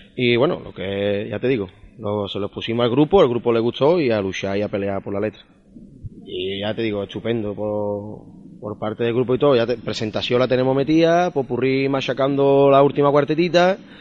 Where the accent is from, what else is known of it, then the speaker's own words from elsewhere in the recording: Camas, Andalusia, Spain; en mi pueblo